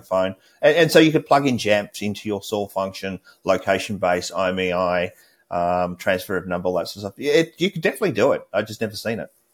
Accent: Australia; moved away; As an Australian

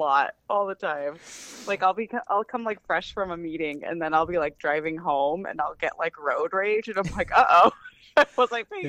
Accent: Colorado, United States; moved away as an adult; now in North Carolina, United States; I'm originally from Colorado, and so I've only been here 4 years

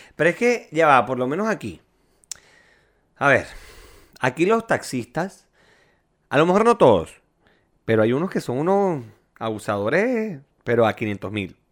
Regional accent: Venezuela; moved away; En mi pueblito era tarifa plana los taxis

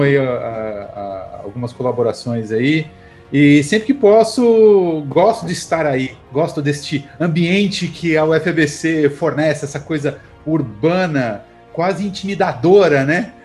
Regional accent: Taboão da Serra, São Paulo, Brazil; nasci em São Paulo, mas passei toda a infância em Taboão da Serra

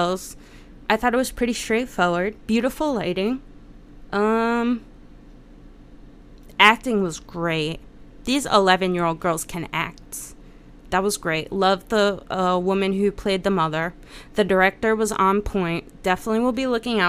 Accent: United States; especially as an American

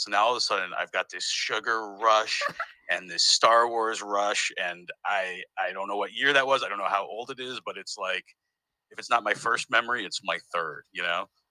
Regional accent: Northampton, Massachusetts, United States; moved away as an adult; also born or lived in Detroit, Michigan; now in Berlin, Germany; I was born in Detroit, Michigan, and then I I grew up in Northampton, Massachusetts

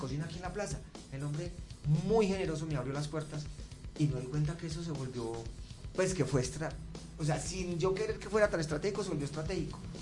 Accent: Medellín, Antioquia, Colombia; moved away; mi ciudad natal, que es Medellín

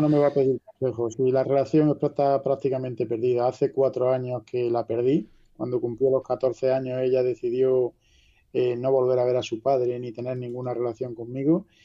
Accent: La Carolina, Andalusia, Spain

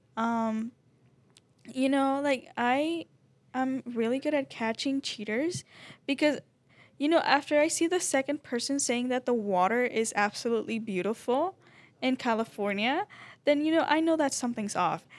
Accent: Venezuela; moved away; I am from Venezuela.

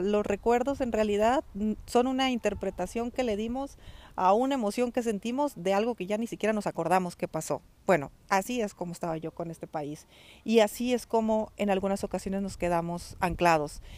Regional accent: Mexico; moved away as an adult; also born or lived in Spain; dejar a mi familia eh, en México

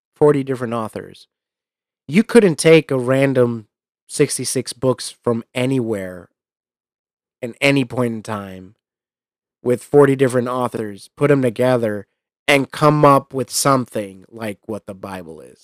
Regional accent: New York, United States; him and I were you know, essentially the same kid growing up in New York

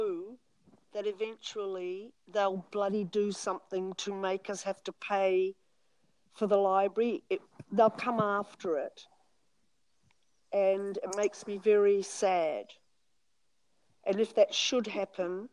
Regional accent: Auckland, New Zealand; now in Melbourne, Australia; when I was a kid growing up in Auckland

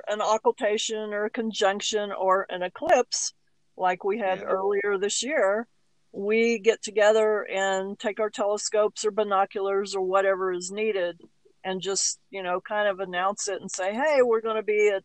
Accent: Texas, United States; moved away as an adult; now in New Mexico, United States; I'm a Texan. I'm from Texas. And we moved here about 15 years ago for work

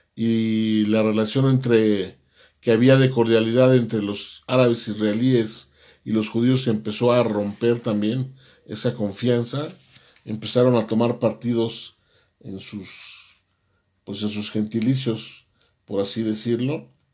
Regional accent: Mexico; nosotros como mexicanos

